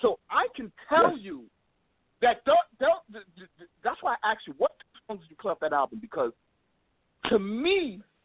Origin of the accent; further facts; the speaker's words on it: New York, United States; we're from New York